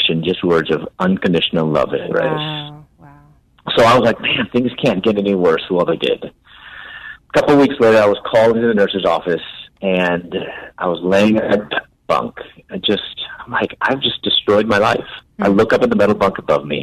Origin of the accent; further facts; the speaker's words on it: Chicago, Illinois, United States; moved away as an adult; also born or lived in Louisville, Kentucky / Atlanta; I'm originally from Chicago, moved to Louisville, Kentucky to pursue my doctorate in dentistry